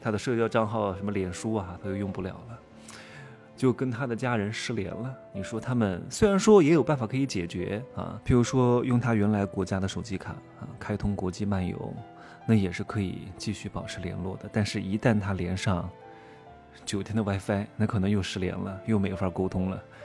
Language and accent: Chinese; China; 作为一个中国人，在中国生活太方便了